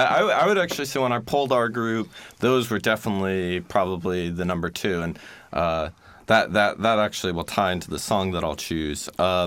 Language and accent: English; Pennsylvania, United States; moved away as an adult; also born or lived in New York; now in Poznań, Poland; I'm from Pennsylvania. I've lived in New York for 6 years before coming here to Poland.